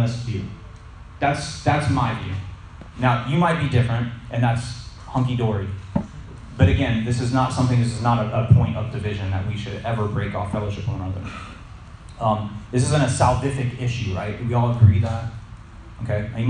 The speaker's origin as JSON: {"language": "English", "region": "Florida", "country": "United States", "tie": "born or raised there", "said": "I grew up in Florida"}